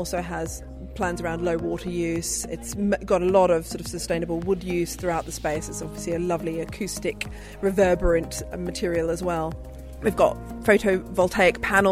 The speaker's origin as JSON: {"language": "English", "country": "Australia", "moved": "yes", "said": "I'm an Australian"}